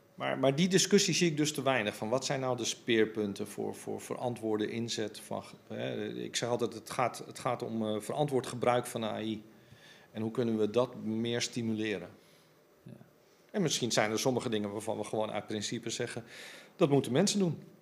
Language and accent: Dutch; Amsterdam, North Holland, Netherlands; ik ben Amsterdammer